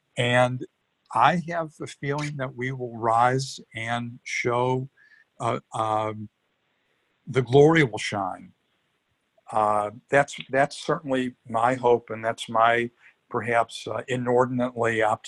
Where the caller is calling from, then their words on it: Los Angeles, California, United States; I'm calling you from Hollywood, Los Angeles. I live in Costa Rica, but I also have a little apartment here in LA because we have children and grandchildren here.